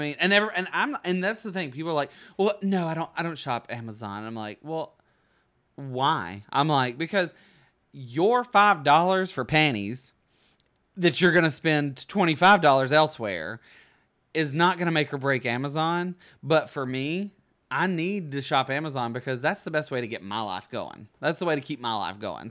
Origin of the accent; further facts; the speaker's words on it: Bug Tussle, Alabama, United States; also born or lived in New York; now in Los Angeles, United States; I'm from Bug Tussle